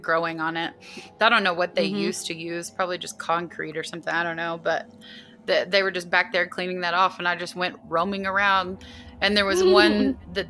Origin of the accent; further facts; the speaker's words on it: United States; as an American and as someone who lived in a state